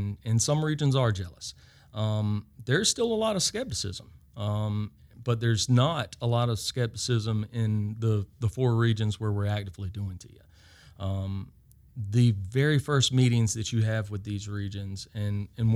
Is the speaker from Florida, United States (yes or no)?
no; Laurens County, Georgia, United States; I'm from Lawrence County